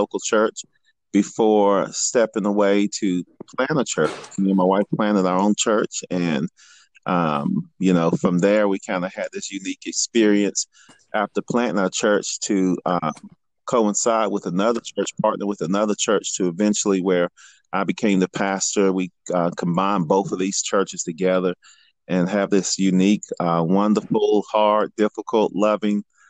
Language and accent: English; North Carolina, United States; moved away as an adult; now in Richmond, Kentucky, United States; I'm originally from North Carolina